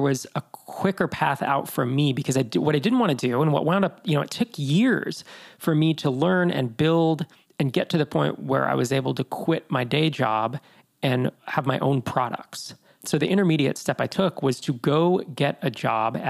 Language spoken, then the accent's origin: English; Bay Area, California, United States; born or raised there; moved away as an adult; also born or lived in Sacramento